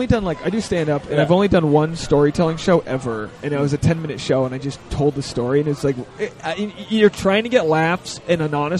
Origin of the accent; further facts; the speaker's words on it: Rhode Island, United States; Oh, I'm from Rhode Island.